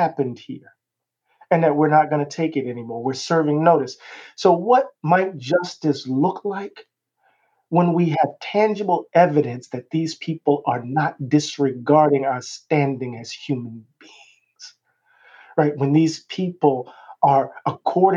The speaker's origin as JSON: {"language": "English", "region": "Mississippi", "country": "United States", "said": "I'm from Mississippi."}